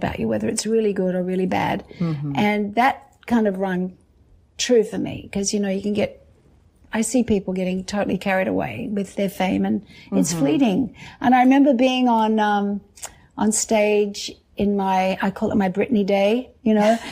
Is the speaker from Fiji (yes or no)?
no; Australia; growing up in Australia